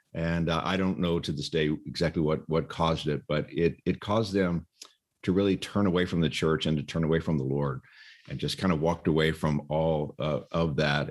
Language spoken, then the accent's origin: English; Texas, United States; moved away as an adult; also born or lived in Dallas Fort Worth area; now in California, United States; I grew up in Texas